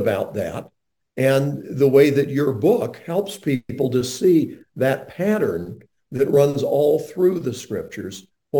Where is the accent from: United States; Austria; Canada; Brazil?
United States; North Carolina; also born or lived in Chicago, Illinois; I was born right outside Chicago and lived in the Chicago area until I was 7 years old. Then we moved to North Carolina, and I grew up in North Carolina.